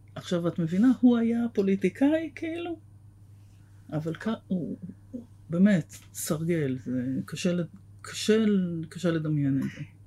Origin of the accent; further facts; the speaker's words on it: Tel Aviv, Tel Aviv District, Israel; גדלתי בתל אביב